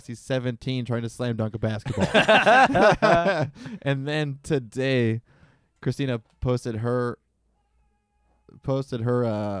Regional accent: Michigan, United States; I'm from Michigan.

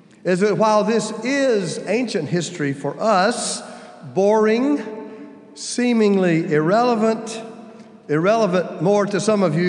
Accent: United States; I'm old enough to know what the Cold War meant to children growing up in the United States in the 60s and 70s

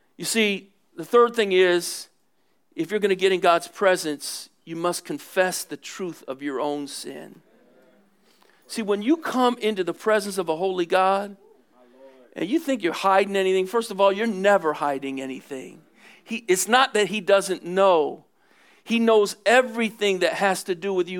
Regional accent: Philadelphia, Pennsylvania, United States; I'm from Philly

